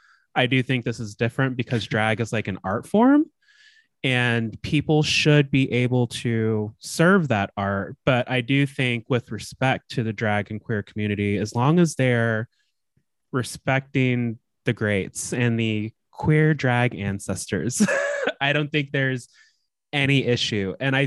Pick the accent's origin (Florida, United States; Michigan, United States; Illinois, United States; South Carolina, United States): Illinois, United States; Chicago; Bitch, I'm from Chicago.